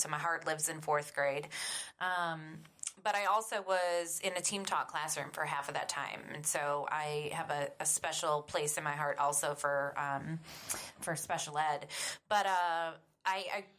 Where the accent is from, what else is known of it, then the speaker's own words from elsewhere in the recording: Cleveland, Ohio, United States; accent: Northerner; moved away; I am a Northerner. I'm from the east side of Cleveland and grew up with two teacher parents.